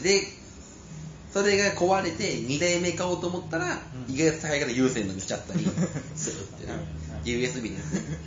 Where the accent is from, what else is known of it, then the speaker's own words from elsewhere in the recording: Shiga, Japan; 特に滋賀はねうちの地元は